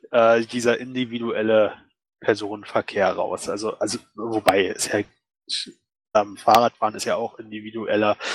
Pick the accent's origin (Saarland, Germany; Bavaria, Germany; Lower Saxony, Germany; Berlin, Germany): Berlin, Germany; also ich komme aus Berlin, ne?